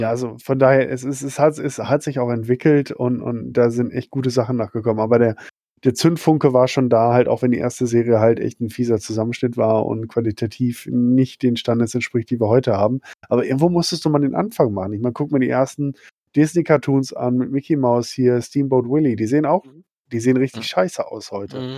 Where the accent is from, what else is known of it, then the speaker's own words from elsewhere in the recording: Schwerte, North Rhine-Westphalia, Germany; in meiner Heimatstadt, wo ich aufgewachsen bin, in Schwerte bei Dortmund